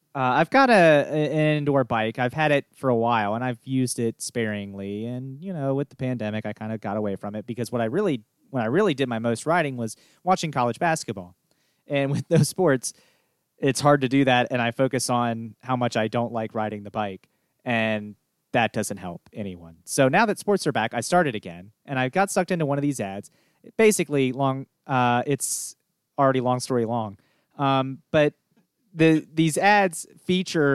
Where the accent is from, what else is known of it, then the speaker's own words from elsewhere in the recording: Winchester, Virginia, United States; moved away; I am closing in on my hometown of Winchester